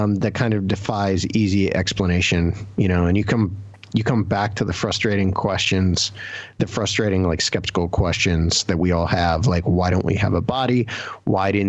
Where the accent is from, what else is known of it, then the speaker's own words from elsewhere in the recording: Ohio, United States; I grew up in Ohio. So here in Ohio